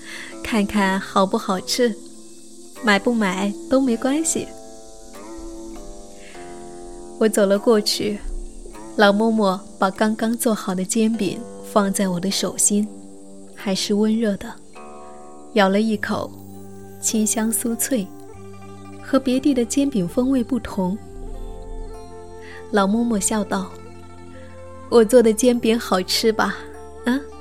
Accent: Guangdong, China; 我广东的。

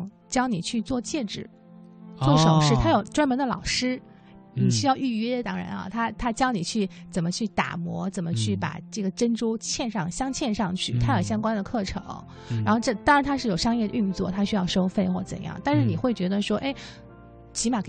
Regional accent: Beijing, China; 我当时跟他们说，我是从北京来的，

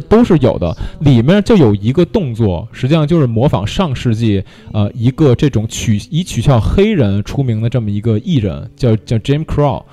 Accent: China; 我们作为土生土长的中国人

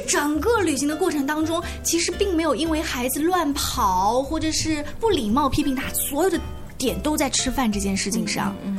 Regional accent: China; 我们中国人确实平时吃饭的时候不太讲这一套

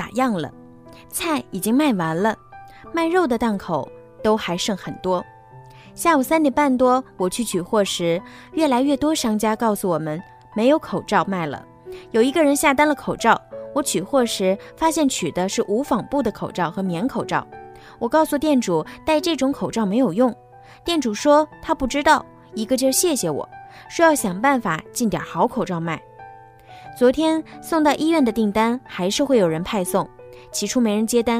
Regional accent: Hubei, China; now in Wuhan, China; 我老家是鄂西北的，今年春节因为有事要处理，我没打算回家。

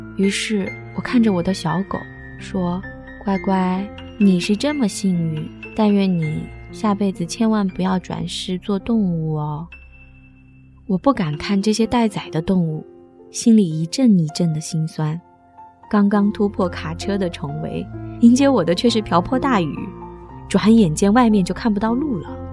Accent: Qingdao, Shandong, China; now in Beijing, China; 我的 老家青岛

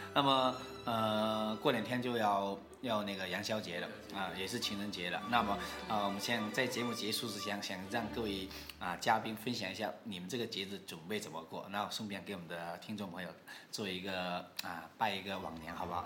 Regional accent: Guangdong, China; 跟我们潮汕人也是差不多的

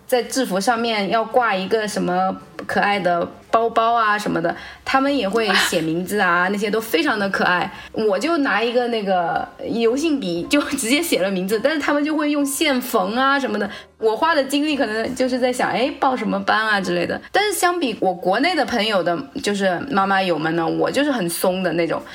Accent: China; now in Japan; 因为我中国人嘛，土生土长的

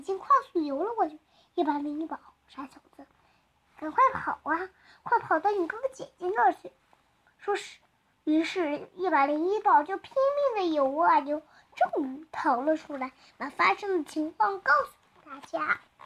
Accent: Tianjin, China; 来自天津

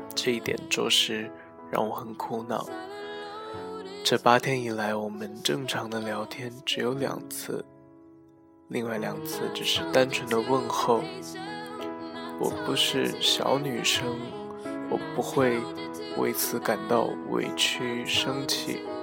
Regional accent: China; 作为一个中国人

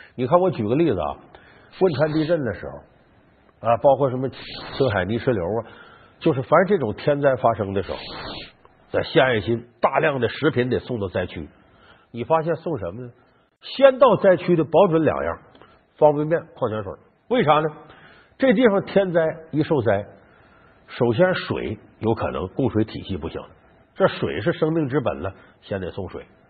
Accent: Northeast China, China; 我们东北老家酸菜味儿的

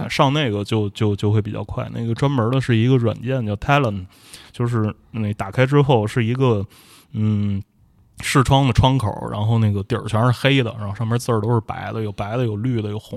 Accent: Tianjin, China; 我天津人嘛

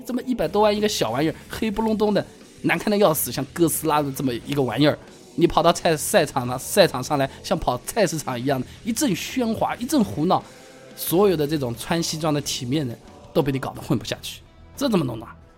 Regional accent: China; 作为一个中国人

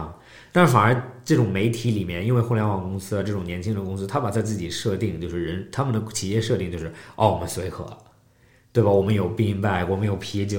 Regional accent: China; 作为中国人来讲的话，你中国很多人设

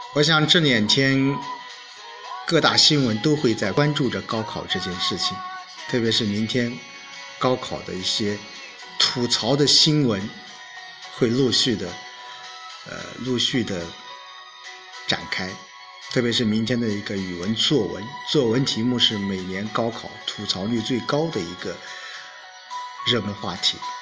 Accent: China; 我们中国

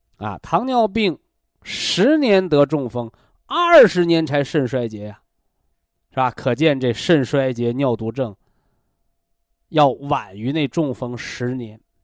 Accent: China

